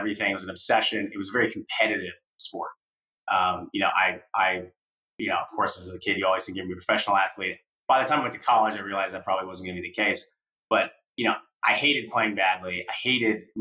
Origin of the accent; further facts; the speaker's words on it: Iowa City, Iowa, United States; moved away; I grew up in Iowa City, Iowa